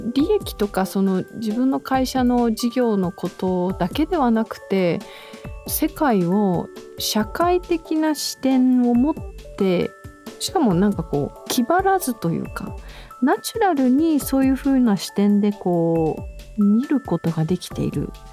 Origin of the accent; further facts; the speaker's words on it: Okinawa, Japan; 私は沖縄出身なので